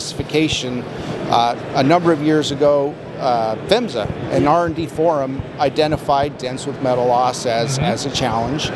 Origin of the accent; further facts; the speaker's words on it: northern Arizona, United States; now in Salt Lake City, United States; I'm originally from Arizona. I grew up in northern Arizona